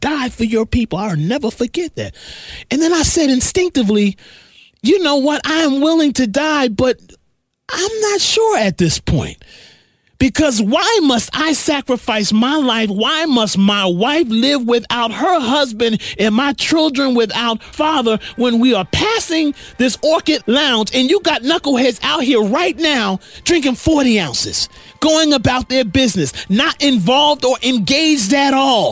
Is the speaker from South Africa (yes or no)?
no; Asbury Park, New Jersey, United States; I'm from Asbury Park, New Jersey